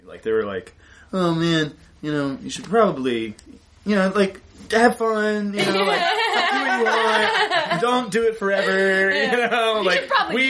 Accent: the South, United States; I'm truly from the South

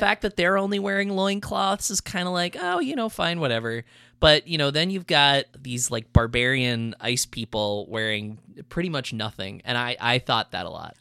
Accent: New England, United States; I grew up in New England

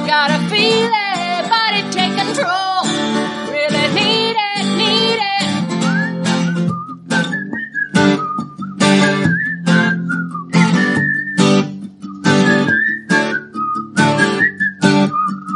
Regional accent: Minnesota, United States; I'm from Minnesota

